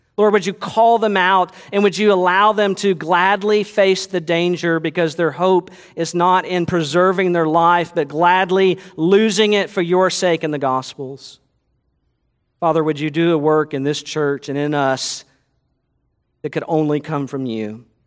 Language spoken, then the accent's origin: English; United States; as American Christians